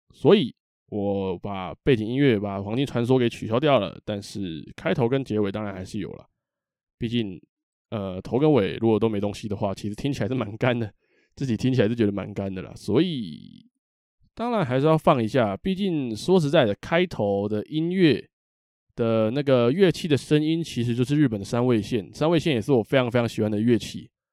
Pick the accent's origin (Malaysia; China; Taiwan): Taiwan; Taipei; 我是个台北人，啊，台北人